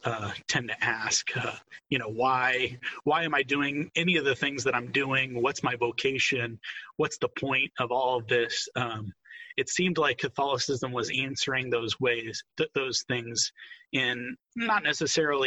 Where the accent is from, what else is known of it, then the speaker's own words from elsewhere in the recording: Fishers, Indiana, United States; I grew up in Fishers, Indiana, right next door to you guys, about 131st in Allisonville